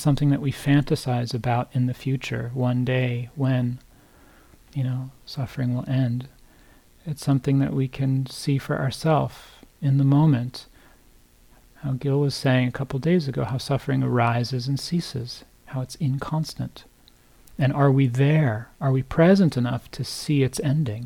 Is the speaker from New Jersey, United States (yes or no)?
yes; New Jersey, United States; moved away; I grew up on the East Coast in New Jersey, the suburbs outside of New York